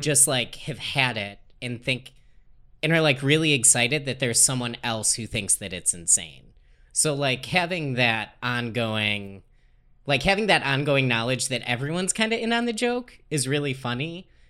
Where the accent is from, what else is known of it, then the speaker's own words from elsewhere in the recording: Dayton, Ohio, United States; moved away; I grew up in Dayton, Ohio.